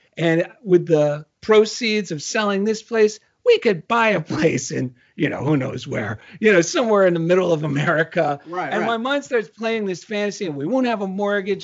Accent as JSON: {"language": "English", "region": "New Jersey", "country": "United States", "said": "I'm from New Jersey, and actually that's how you say journal in Jersey"}